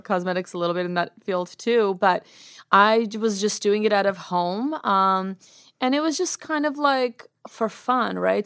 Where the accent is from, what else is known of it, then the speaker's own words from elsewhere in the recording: United States; also born or lived in Yerevan, Armenia; I was born in Armenia, Yerevan, Armenia, and I came to America when I was three, so I don't remember much. I was pretty much raised in, uh, America.